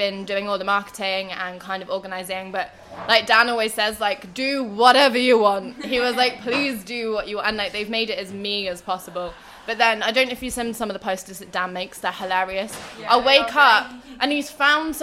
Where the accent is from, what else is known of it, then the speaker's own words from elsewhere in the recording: Oxford, South East England, United Kingdom; moved away as an adult; now in Liverpool, United Kingdom; I grew up in Oxford, but I've been living in Liverpool for the past 4 years, and I'm staying here